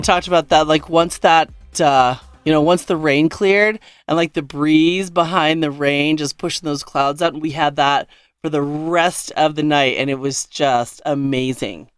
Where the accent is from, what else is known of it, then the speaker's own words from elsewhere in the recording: Denver, Colorado, United States; I'm from Denver